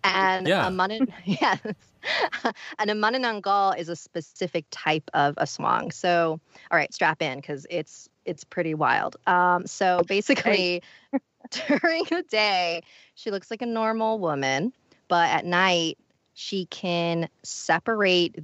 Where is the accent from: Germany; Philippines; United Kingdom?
Philippines; I'm Filipino